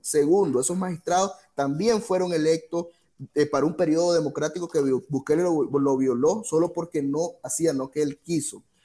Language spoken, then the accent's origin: Spanish; Nicaragua